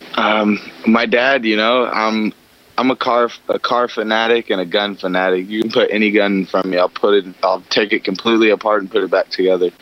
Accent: Long Beach, California, United States; I grew up in Long Beach

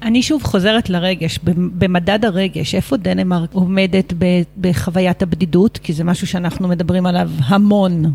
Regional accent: Netzer Sereni, Central District, Israel; ששנינו נולדנו בקיבוץ, באותו קיבוץ

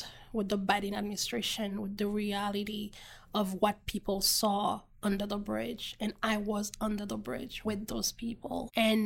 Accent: Haiti; now in United States; Being a Haitian national, being an American citizen, a Haitian American Black immigrant

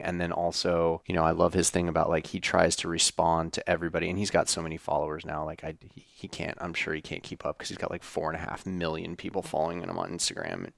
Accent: Wyoming, United States; moved away; I grew up in Wyoming on a ranch

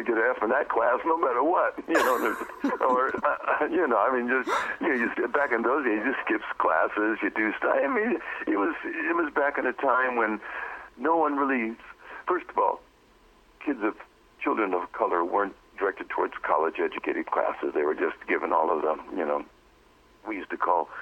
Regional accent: Milwaukee, Wisconsin, United States; moved away as an adult; also born or lived in Inglewood, California / Watts, Los Angeles; now in Pacific Northwest, United States; I was raised in Milwaukee.

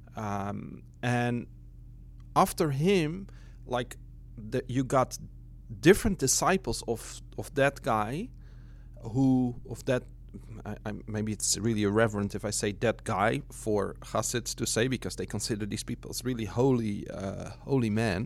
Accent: Netherlands; also born or lived in Brooklyn; now in New York, United States; from the Netherlands originally.

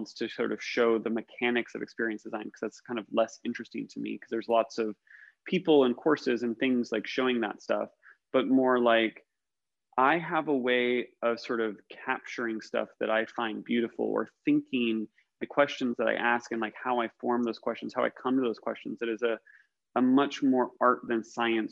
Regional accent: United States; as an American, I grew up in the suburbs of America

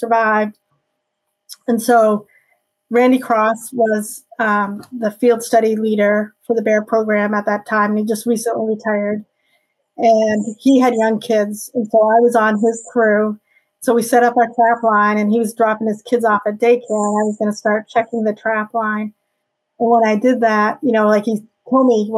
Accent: Maine, United States; So I'm a Mainer. I grew up here in Maine.

